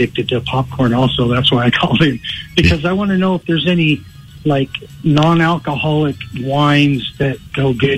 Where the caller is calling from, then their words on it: West Valley City, Utah, United States; West Valley.